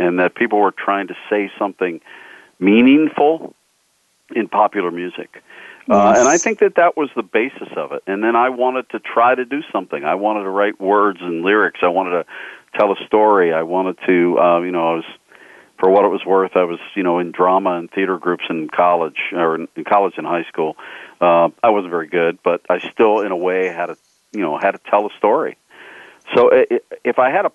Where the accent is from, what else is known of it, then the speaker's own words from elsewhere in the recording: Pittsburgh, Pennsylvania, United States; I grew up just outside of Pittsburgh